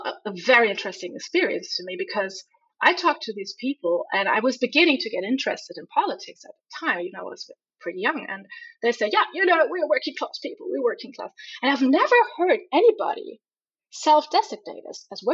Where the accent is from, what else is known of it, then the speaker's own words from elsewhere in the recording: Hamburg, Germany; moved away as an adult; I'm from Hamburg.